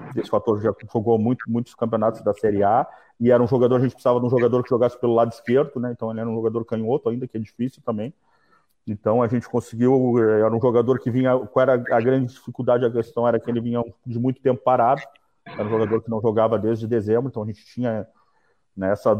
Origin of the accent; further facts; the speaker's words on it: Porto Alegre, Rio Grande do Sul, Brazil; now in Florianópolis, Brazil; sou de Porto Alegre